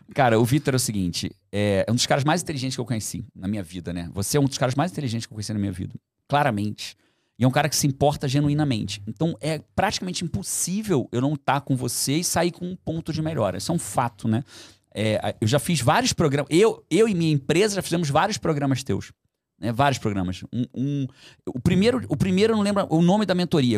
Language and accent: Portuguese; Brazil; Nasci no Brasil, vou continuar fazendo em português